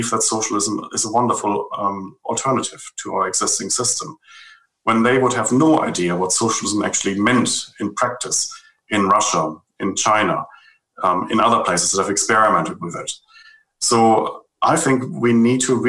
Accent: Germany; now in New Zealand; I grew up in West Germany

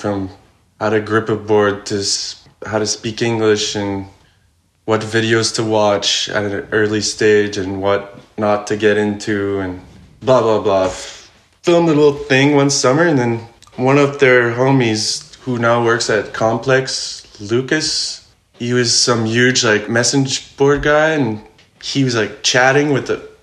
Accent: Montreal, Quebec, Canada; I was born and raised in Montreal

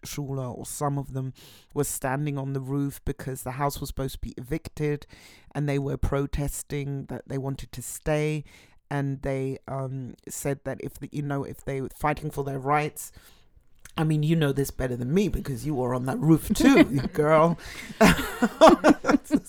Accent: London, United Kingdom; now in Berlin, Germany; I was born in London

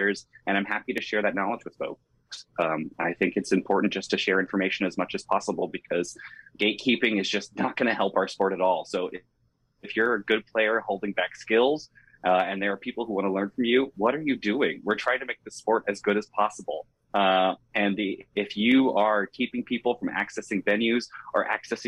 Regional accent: Florida, United States; I'm from Florida.

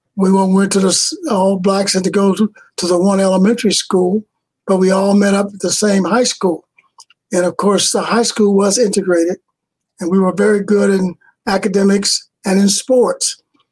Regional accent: Centralia, Illinois, United States; My hometown was Centralia, Illinois.

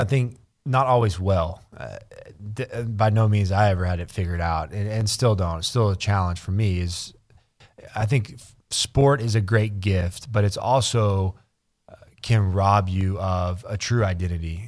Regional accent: Burnet, Texas, United States; I grew up in Burnett, which is the backyard of Austin

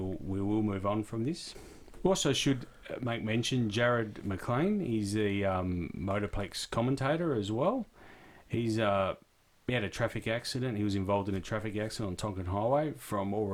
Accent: Perth, Western Australia, Australia; We're from Perth.

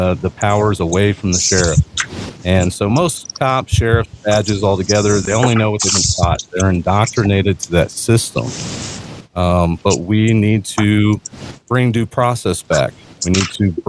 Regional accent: Mesquite, Texas, United States; now in New Mexico, United States; I grew up in Mesquite, Texas, a suburb of Dallas

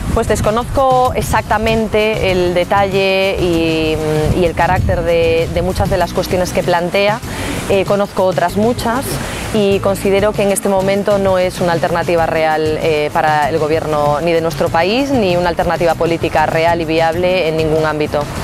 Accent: Pontevedra, Galicia, Spain; now in Vigo, Spain; Soy de Pontevedra, resido en Vigo y gallega y española

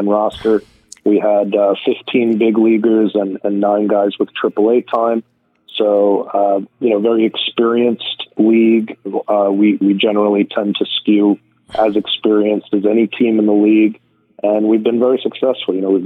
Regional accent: Long Island, New York, United States; when I was growing up here

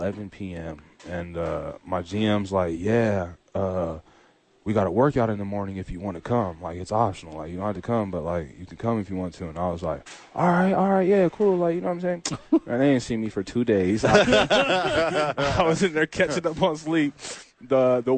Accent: United States; moved away as an adult; also born or lived in Poland; we're from America

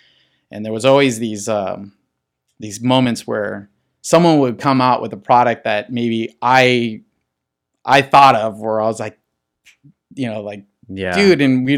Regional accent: La Puente, California, United States; This is all like San Gabriel Valley. I grew up in La Puente, so you're talking like the end of the San Gabriel Valley and beginning of like the Inland Empire.

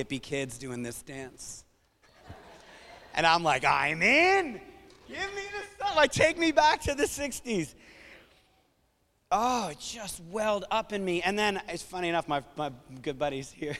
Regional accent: New England, United States; growing up in New England

